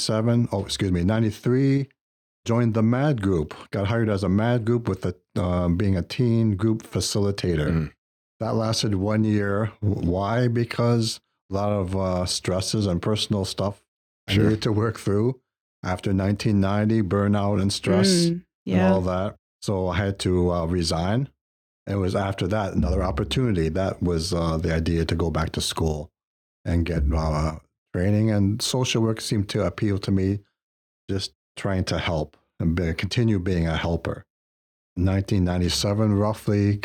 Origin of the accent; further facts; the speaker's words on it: Detroit, Michigan, United States; moved away; I was born in the States, Detroit, Michigan, went through the Catholic school system there.